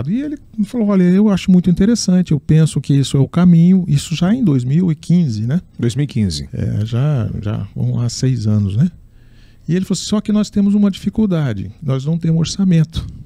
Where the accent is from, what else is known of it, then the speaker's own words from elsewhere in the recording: Minas Gerais, Brazil; born there; eu, eu nasci em Minas Gerais e eu, em função da minha mãe, que era professora primária